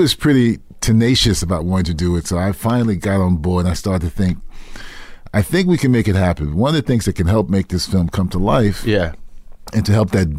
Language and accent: English; New York City, New York, United States; I grew up in East Harlem.